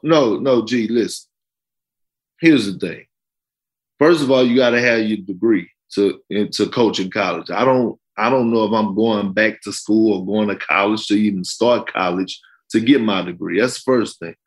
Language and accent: English; Beaumont, Texas, United States; I'm from Beaumont, Texas